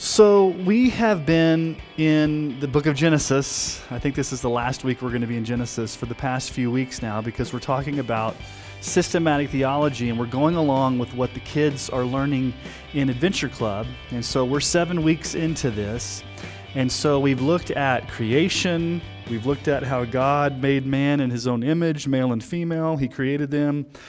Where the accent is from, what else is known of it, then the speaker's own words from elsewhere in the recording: Texas, United States; I grew up in Texas in the seventies and, and, a, and eighties